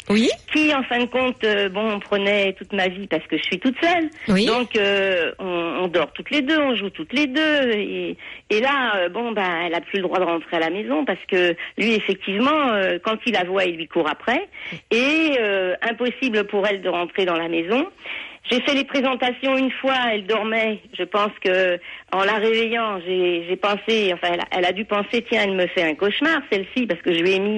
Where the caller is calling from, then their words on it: Canet-en-Roussillon, Occitania, France; Voilà, je suis de Canet en Roussillon, donc euh, je vous fais un petit coucou parce que j'ai besoin de vous en urgence là.